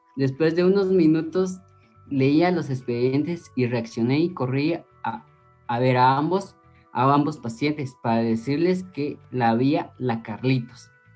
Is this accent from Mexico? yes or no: no; Guatemala; como guatemalteco